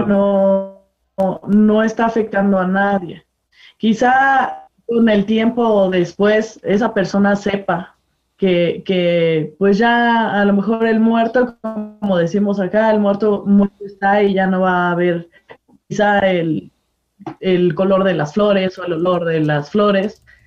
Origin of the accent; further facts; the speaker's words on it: Mexico; como mexicanos estamos empapados un poco más entre las tradiciones católicas